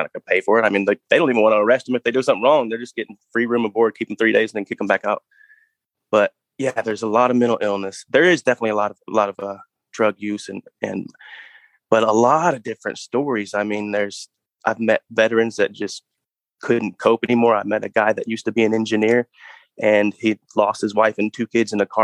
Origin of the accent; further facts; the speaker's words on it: Texas, United States; My dad stayed in Texas